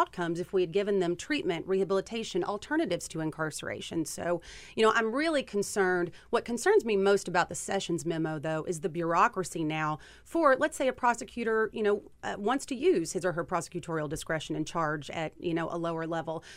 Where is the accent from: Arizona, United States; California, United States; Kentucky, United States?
Kentucky, United States; Kentuckians, which is where I'm from, I'm sure you can hear it from my accent